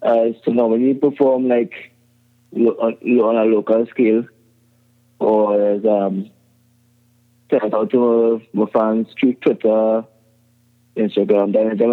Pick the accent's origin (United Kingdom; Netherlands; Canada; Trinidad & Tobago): Trinidad & Tobago; Yeah. I'm from the country, from Trinidad and Tobago. I'm currently 31 years old.